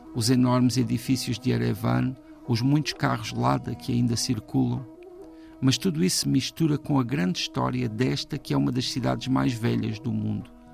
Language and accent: Portuguese; Portugal; como português